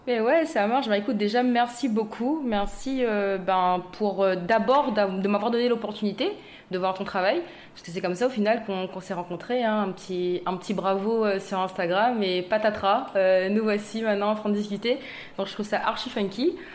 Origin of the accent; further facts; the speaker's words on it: Saint-Benoît, East of Réunion, Réunion; moved away as an adult; also born or lived in Saint-André, Réunion / Paris, France / Los Angeles, United States; je suis née à Saint-Benoît, donc dans l'est de l'île.